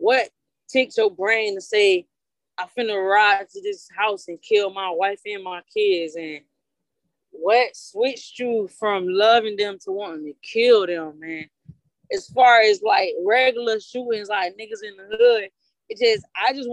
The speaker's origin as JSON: {"language": "English", "town": "Orlando", "region": "Florida", "country": "United States", "tie": "born or raised there", "said": "Born and raised out here"}